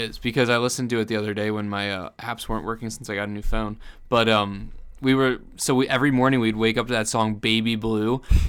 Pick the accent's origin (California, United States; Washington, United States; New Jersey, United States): New Jersey, United States; born there; I was born in New Jersey.